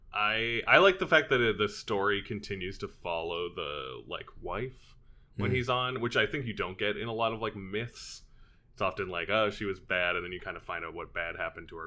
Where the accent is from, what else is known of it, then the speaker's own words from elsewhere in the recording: Edmonton, Alberta, Canada; growing up in Edmonton we had a few more theaters